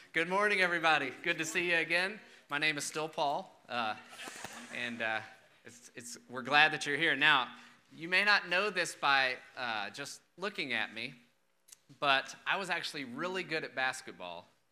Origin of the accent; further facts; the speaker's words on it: Austin, Texas, United States; I grew up in Austin, pretty big city, very diverse